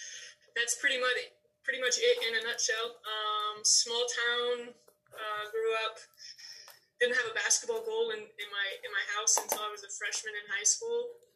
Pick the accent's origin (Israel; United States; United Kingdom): United States; Indianapolis, Indiana; also born or lived in Ukraine; if it wasn't in Indianapolis, I probably don't go for the job, but it's my hometown. I had been away for a while.